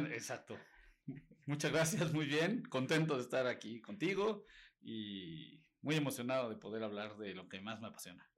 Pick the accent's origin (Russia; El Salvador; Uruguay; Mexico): Mexico